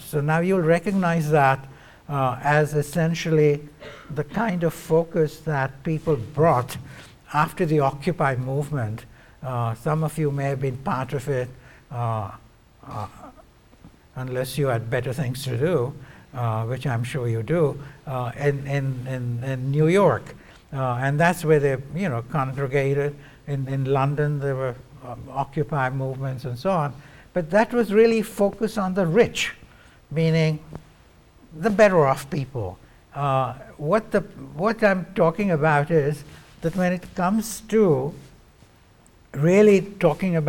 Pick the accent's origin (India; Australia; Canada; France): India; moved away as an adult; also born or lived in Cambridge, England; now in United States; I was coming from India and had gone to Cambridge, England to study